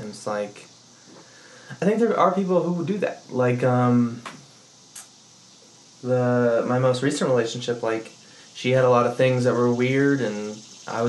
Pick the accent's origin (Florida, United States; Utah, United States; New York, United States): Utah, United States; Southern; moved away as an adult; I grew up in Southern Utah